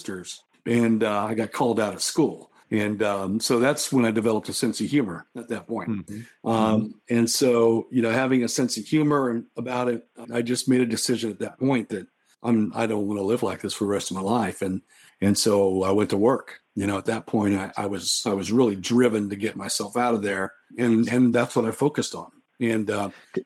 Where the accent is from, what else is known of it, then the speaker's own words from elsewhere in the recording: Oklahoma, United States; I grew up in Oklahoma and I'm Native American